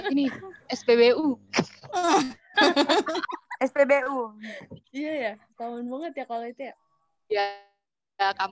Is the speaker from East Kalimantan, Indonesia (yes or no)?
yes; Samarinda, East Kalimantan, Indonesia; Aku dari pulau di tengah-tengah di Indonesia, Pulau Kalimantan, dari Samarinda, lahir di Samarinda, sampai sekarang pun di Samarinda.